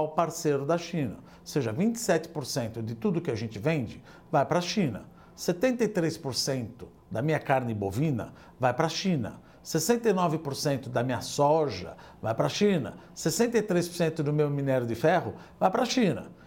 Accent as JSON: {"language": "Portuguese", "country": "Brazil", "said": "Eu sou brasileiro, eu quero fazer negócios em benefício do Brasil"}